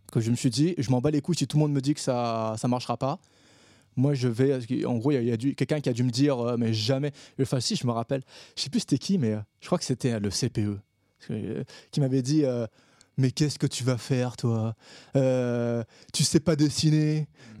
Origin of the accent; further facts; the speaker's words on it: Réunion; moved away as an adult; also born or lived in Paris; je suis un réunionnais